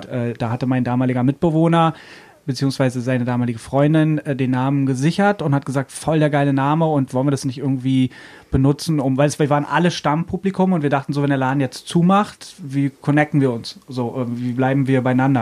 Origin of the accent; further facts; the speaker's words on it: Brandenburg, Germany; moved away as an adult; now in Berlin, Germany; ich bin aus Brandenburg eigentlich und bin 99